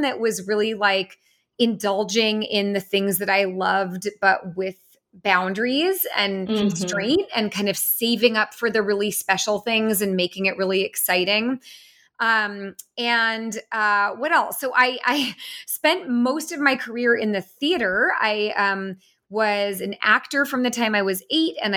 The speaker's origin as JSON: {"language": "English", "area": "San Francisco Bay Area", "region": "California", "country": "United States", "tie": "born or raised there", "said": "I grew up in the San Francisco Bay Area"}